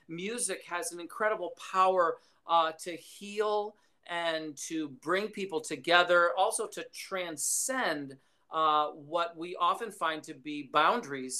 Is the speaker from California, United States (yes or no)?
no; Schenectady, New York, United States; I grew up in upstate New York. It's near, kind of near Albany. It's a little town called Schenectady